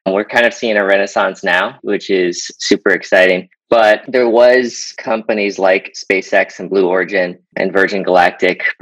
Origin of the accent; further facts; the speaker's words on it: Florida, United States; I grew up in Florida, so watching space shuttles launch was kind of inspiring to me growing up.